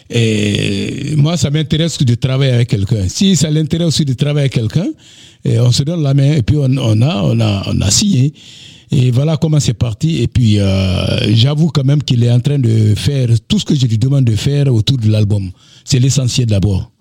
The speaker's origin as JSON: {"language": "French", "town": "Dabola", "region": "Faranah Region", "country": "Guinea", "also_born_or_lived": "Kankan, Guinea / Bamako, Mali / Abidjan, Côte d'Ivoire", "moved": "as an adult", "said": "je suis parti de d'Abola chez moi et pour euh, Cancan où j'ai passé quatre années de d'agronomie à l'université de Cancan"}